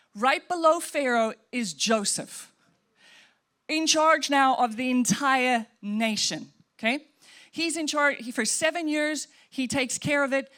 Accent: Welkom, Free State, South Africa; moved away; we grew up in South Africa, and we would drive from Welkom to Johannesburg to go see grandma

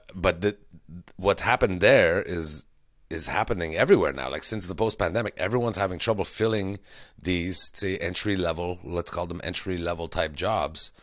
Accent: Quebec, Canada; we're from Quebec

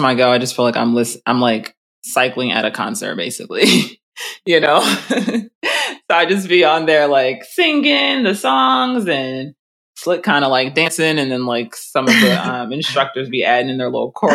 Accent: United States; born or raised there

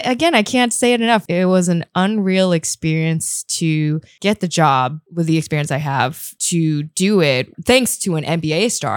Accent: the Bay Area, California, United States; first language English; also born or lived in Taiwan; now in Taipei, Taiwan; I'm from the Bay

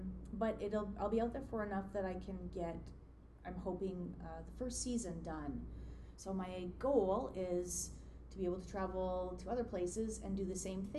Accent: Saskatchewan, Canada; now in Toronto, Canada; I did not grow up there. I grew up in Saskatchewan, which is kind of complicated.

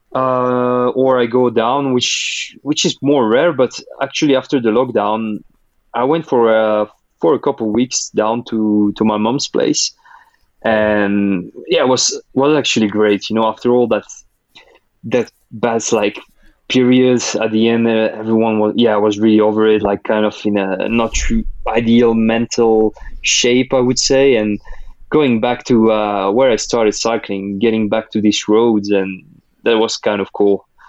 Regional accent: France; first language Russian; English is a second language; my sister, we both grew up in France and went to school in France

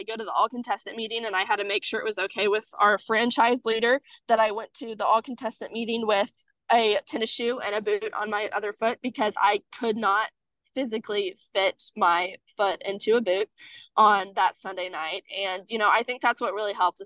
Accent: Kansas, United States; I am from Kansas

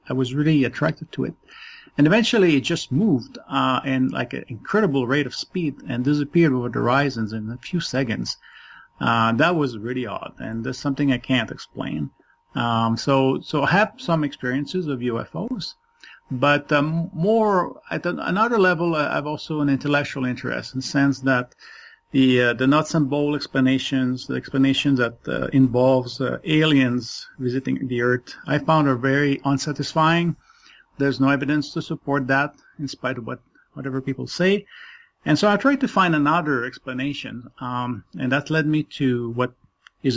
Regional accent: Quebec City, Quebec, Canada; first language French; English is a second language; now in Toronto, Canada; I am based in Toronto, Canada, originally from Quebec City. So French is my first language

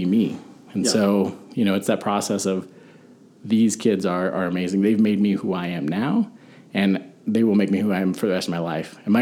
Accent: Albuquerque, New Mexico, United States; born or raised there

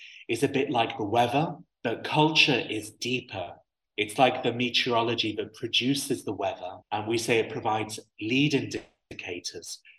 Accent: United Arab Emirates; I have this unique perspective of being half English and half Syrian, but born and raised in the UAE

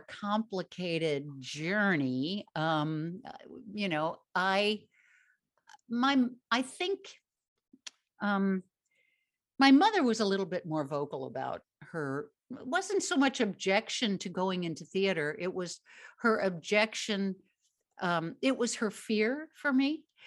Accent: Midwest, United States; I grew up in the Midwest

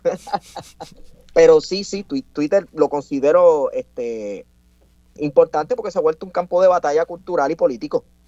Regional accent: Puerto Rico; nosotros los puertorriqueños que vivimos acá en la isla

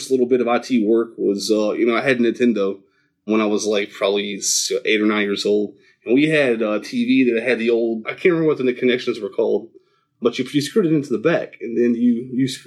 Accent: Huntington, West Virginia, United States; I grew up in Huntington, West Virginia

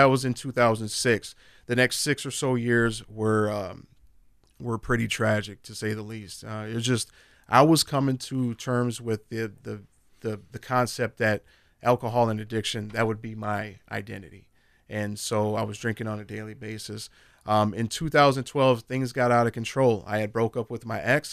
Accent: Minneapolis, Minnesota, United States; I grew up in North Minneapolis

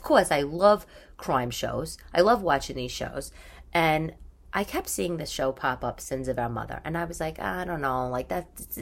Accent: New York, United States; growing up in New York

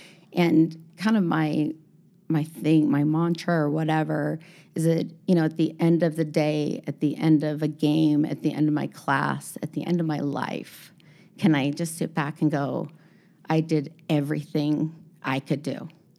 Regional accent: Utah, United States; But when we, you know, we came from Utah has a pretty good scene going on.

